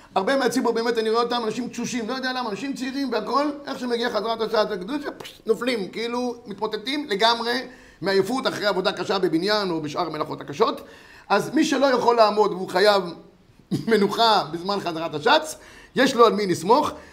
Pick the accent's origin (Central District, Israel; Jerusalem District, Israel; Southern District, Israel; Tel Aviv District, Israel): Central District, Israel; Yehud; אני כילד גדלתי איפה שגדלתי, זה בית כנסת בית מאיר ביהוד